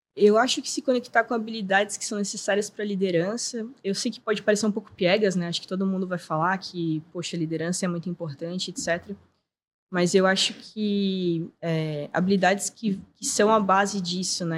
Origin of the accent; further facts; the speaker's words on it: Florianópolis, Santa Catarina, Brazil; Eu sou manezinha nascida e criada